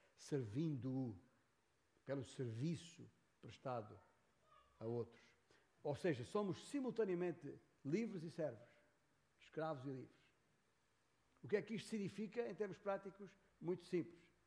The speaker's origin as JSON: {"language": "Portuguese", "town": "Beja", "region": "Alentejo", "country": "Portugal", "tie": "born or raised there", "also_born_or_lived": "Lisbon / São Paulo, Brazil / northern Portugal", "moved": "as an adult", "said": "Nasci em Beja, Alentejo. Nasci ali num certo dia de 1958, gerado por um determinado casal, António e Ana. Ali na freguesia de Santiago Maior. Ah, e ali cresci até seguir para Lisboa"}